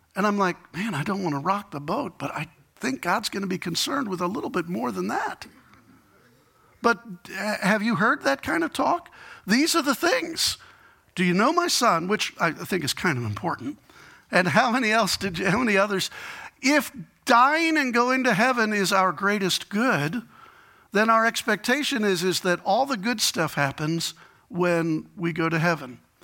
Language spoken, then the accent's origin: English; Chicago, Illinois, United States; I'm from Chicago